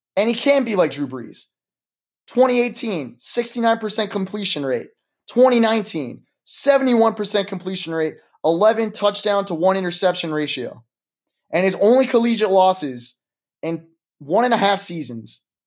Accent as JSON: {"language": "English", "country": "United States", "said": "as an American society"}